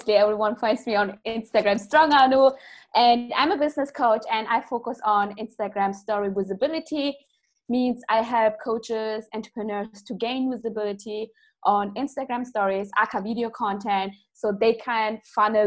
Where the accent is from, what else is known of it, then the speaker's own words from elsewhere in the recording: Germany; I'm coming from Germany